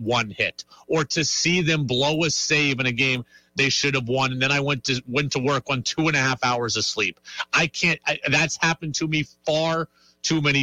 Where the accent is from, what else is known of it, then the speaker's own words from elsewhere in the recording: Seattle, Washington, United States; I grew up in Seattle